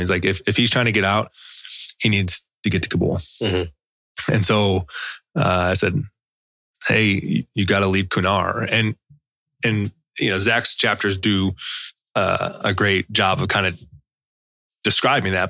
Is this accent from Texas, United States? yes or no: no; Chicago, Illinois, United States; I'm from Chicago